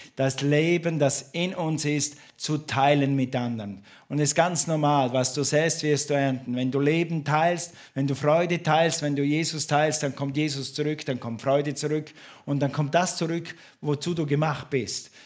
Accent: St. Gallen, Switzerland; moved away; in meiner Heimatstadt in St. Gallen

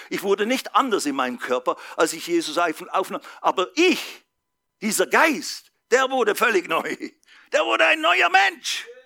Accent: Basel, Basel-Stadt, Switzerland; weit weg vom Spießertum in Basel, Schweiz, wo ich herkomme, weit weg vom Schaffe, Schaffe, Häuslebau.

